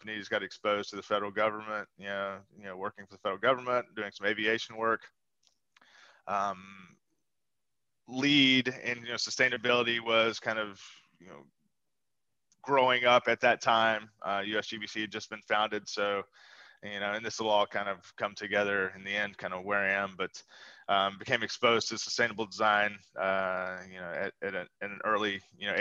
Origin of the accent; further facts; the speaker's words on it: Atlanta, Georgia, United States; moved away as an adult; also born or lived in Charlottesville, Virginia / Washington, D.C.; I'm born and raised in Atlanta, Georgia.